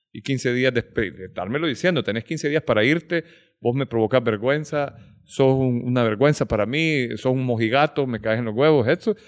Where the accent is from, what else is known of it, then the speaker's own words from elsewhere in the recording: United States; yo crecí en Estados Unidos.